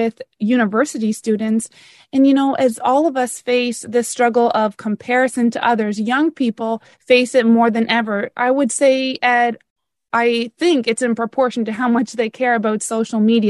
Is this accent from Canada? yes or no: yes; Canada; now in Florida, United States; I'm Canadian